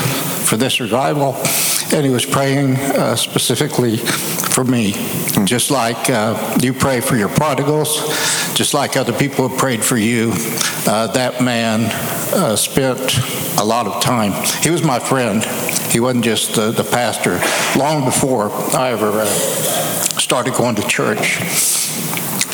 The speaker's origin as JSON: {"language": "English", "town": "Seiling", "region": "Oklahoma", "country": "United States", "tie": "born or raised there", "said": "I grew up in Seiling, Oklahoma"}